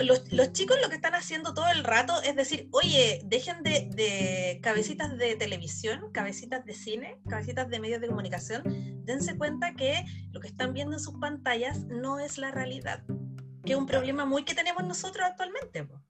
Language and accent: Spanish; Chile; nosotros como chilenos, como espectadores chilenos